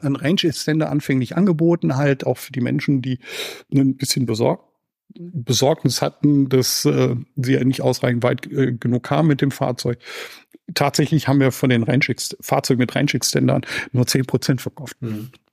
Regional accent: Germany; hier bei uns in Deutschland

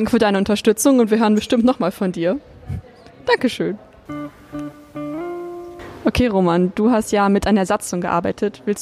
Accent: Karlsruhe, Baden-Württemberg, Germany; Ich komme eigentlich aus Karlsruhe

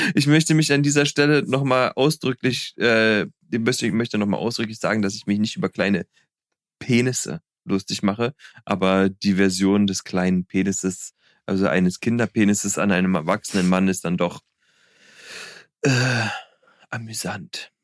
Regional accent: Berlin, Germany; als Berliner Junge in Berlin

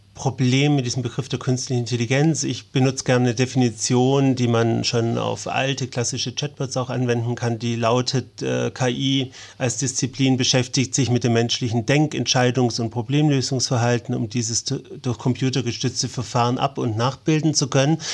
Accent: Ulm, Baden-Württemberg, Germany; moved away; also born or lived in Konstanz; meiner Heimatstadt

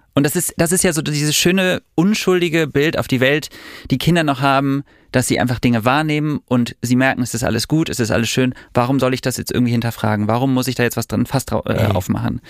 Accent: Düsseldorf, North Rhine-Westphalia, Germany; ich bin in Düsseldorf groß geworden

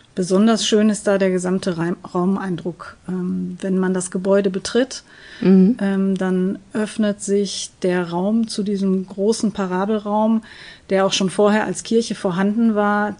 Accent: Gelsenkirchen, North Rhine-Westphalia, Germany; ich bin selbst gebürtige Gelsenkirchnerin

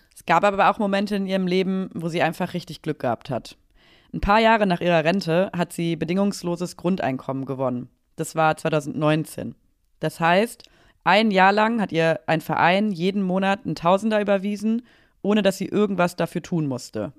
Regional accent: Aachen, North Rhine-Westphalia, Germany; now in Berlin, Germany; in meine Heimatstadt gefahren, nach Aachen

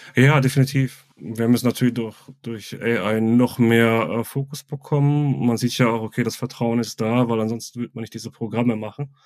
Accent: Ruhr area, North Rhine-Westphalia, Germany; now in Bavaria, Germany; seitdem ich hier in Bayern wohne, also ich komme ursprünglich aus dem Ruhrgebiet

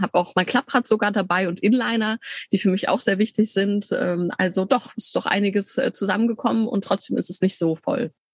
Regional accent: Bielefeld, North Rhine-Westphalia, Germany; moved away as an adult; also born or lived in Tübingen / Leipzig; ich bin gebürtige Bielefelderin, bin da nach dem Abi dann weg

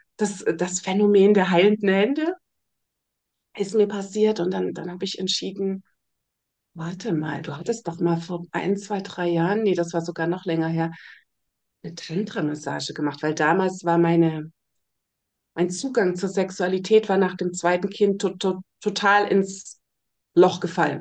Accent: Germany; ich bin ja in der DDR aufgewachsen, im Kommunismus.

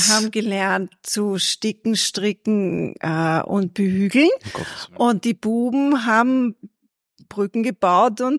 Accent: Perchtoldsdorf, Lower Austria, Austria; Aus oder? Perchtoldsdorf.

